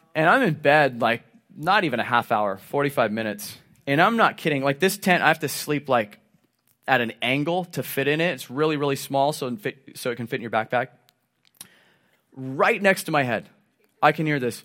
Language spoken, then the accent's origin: English; Southern Oregon, United States; being born and raised in Southern Oregon, I've spent plenty of times camping and hunting